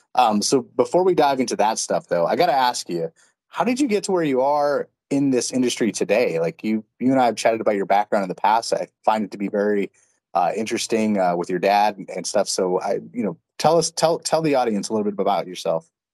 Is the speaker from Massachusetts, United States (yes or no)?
no; Texas, United States; I grew up in Texas